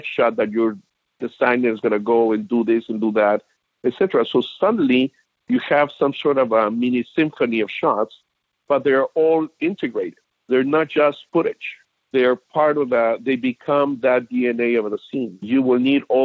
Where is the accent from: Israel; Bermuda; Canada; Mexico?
Mexico; now in United States; I was raised in Mexico